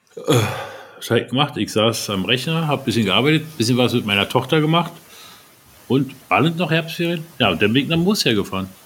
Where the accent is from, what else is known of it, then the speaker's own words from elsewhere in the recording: Berlin, Germany; Wir Berliner